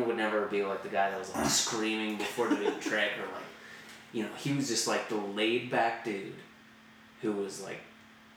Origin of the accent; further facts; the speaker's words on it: Canada; we growing up in Canada